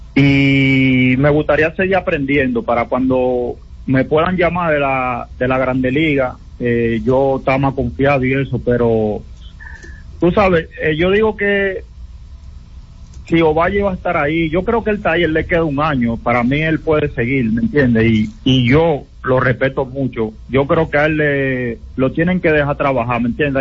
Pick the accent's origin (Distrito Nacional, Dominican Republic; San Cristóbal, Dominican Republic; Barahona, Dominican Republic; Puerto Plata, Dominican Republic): San Cristóbal, Dominican Republic; Haina; yo soy de Jaina, pero ya mi corazón es de Santiago